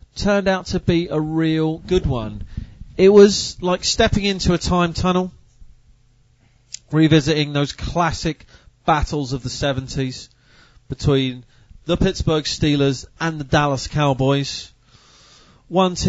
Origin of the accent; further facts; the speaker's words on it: United Kingdom; as a British fan of the sport